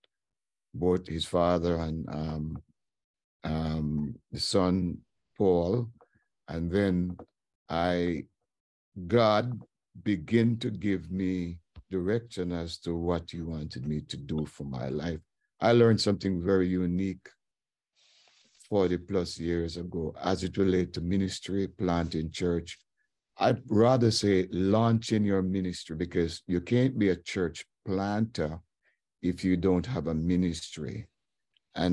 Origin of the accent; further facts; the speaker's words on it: Warsop, Trelawny, Jamaica; moved away; also born or lived in Kingston, Jamaica; I grew up in Warsop, went to school there, elementary school